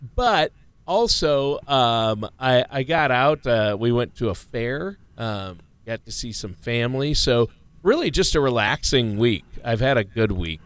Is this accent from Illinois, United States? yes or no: no; Minnesota, United States; I'm from Minnesota